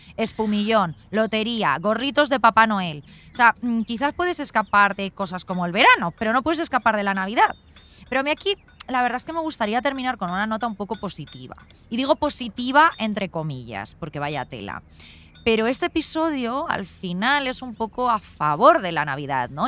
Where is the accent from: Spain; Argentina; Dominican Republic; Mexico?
Spain; Alfafar, Valencian Community; moved away; also born or lived in Madrid; yo aunque me haya criado a en Valencia, en Alfafar